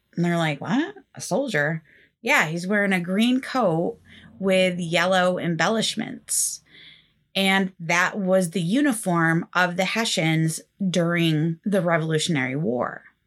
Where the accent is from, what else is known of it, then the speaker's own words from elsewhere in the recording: Northeast Pennsylvania, United States; accent: Northeast Pennsylvania; my Northeast Pennsylvania accent